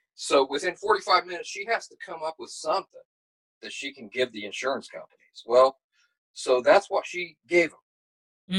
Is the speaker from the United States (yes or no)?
yes; Appalachia, United States; also born or lived in West Virginia / Kentucky; I'm from the I'm from Appalachia